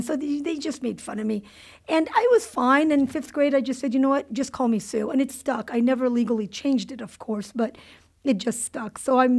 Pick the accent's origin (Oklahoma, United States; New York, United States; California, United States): California, United States; Cerritos; I grew up in Cerritos, California. Okay. Yeah. Which is one of the most diverse cities in the nation, or at least was at one point in time.